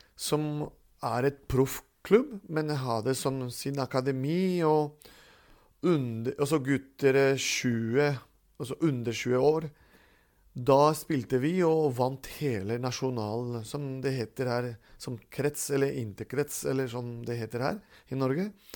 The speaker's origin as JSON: {"language": "Norwegian", "town": "Caracas", "region": "Capital District", "country": "Venezuela", "tie": "born or raised there", "moved": "yes", "lives_now": "Stathelle, Norway", "said": "da ble jeg født i Caracas, Venezuela"}